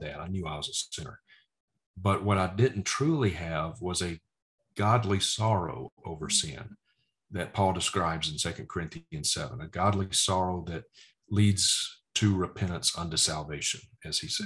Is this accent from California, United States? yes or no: no; Vicksburg, Mississippi, United States; moved away; my hometown of Vicksburg, Mississippi. It's where we lived